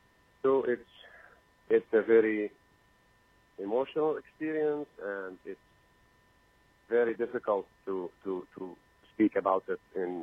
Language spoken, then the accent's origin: English; Jerusalem, Palestine; English is a second language; I'm from Jerusalem, by the way.